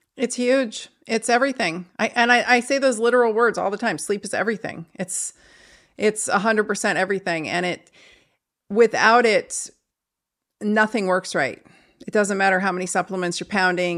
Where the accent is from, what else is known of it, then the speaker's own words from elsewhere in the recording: St. Louis, Missouri, United States; I'm from Saint Louis, too